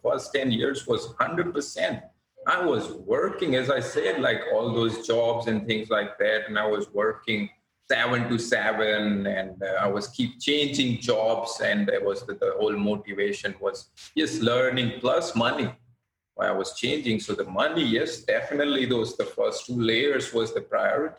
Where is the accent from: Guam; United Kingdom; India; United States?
India; moved away as an adult; now in Australia; being an Indian